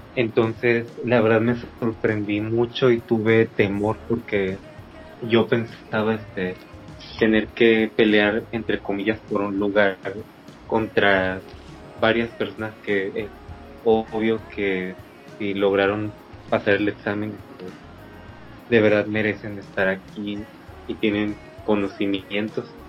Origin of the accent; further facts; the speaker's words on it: Agua Dulce, Veracruz, Mexico; moved away as an adult; now in Ciudad del Carmen, Mexico; Soy de Agua Dulce, Veracruz.